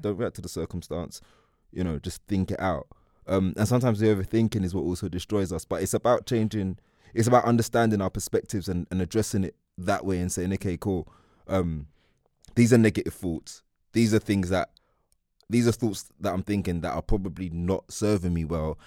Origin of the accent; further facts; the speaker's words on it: London, United Kingdom; I'm from East London